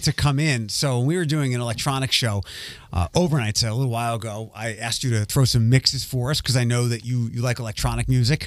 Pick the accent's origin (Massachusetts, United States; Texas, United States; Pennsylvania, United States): Pennsylvania, United States; Philadelphia; moved away; also born or lived in Midwest; I grew up in Philadelphia